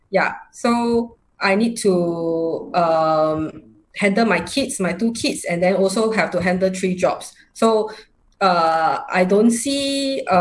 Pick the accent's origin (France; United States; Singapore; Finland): Singapore; i'm from singapore uh, i am uh, 45 years old this year